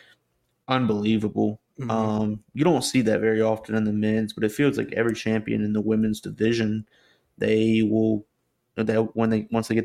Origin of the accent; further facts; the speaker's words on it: United States; as an American